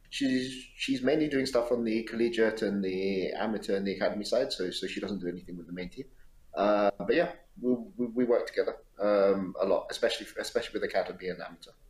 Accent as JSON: {"language": "English", "country": "United Kingdom", "said": "cold and raining for the entire time that I've been here, um, which is a good thing for me as a Brit."}